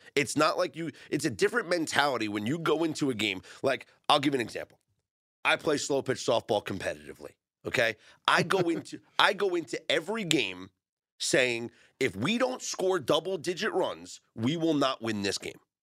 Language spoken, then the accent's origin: English; New York, United States; I'm a New Yorker.